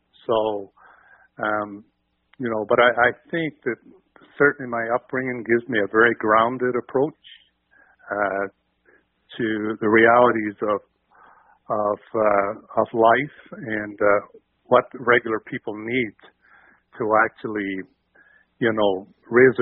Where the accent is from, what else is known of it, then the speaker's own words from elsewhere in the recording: Magherafelt, Northern Ireland, United Kingdom; moved away as an adult; now in Burnaby, Canada; growing up in Northern Ireland